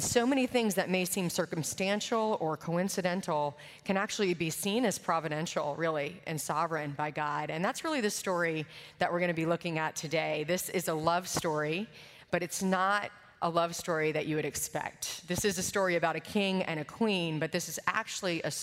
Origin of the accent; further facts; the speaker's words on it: Richmond, United States; I'm from Richmond